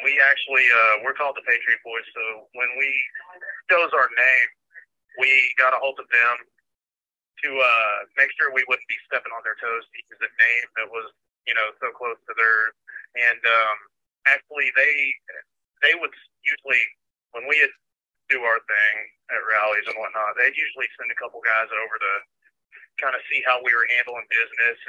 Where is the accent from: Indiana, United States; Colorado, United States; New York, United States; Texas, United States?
Texas, United States; Fort Worth; I'm from Fort Worth, Texas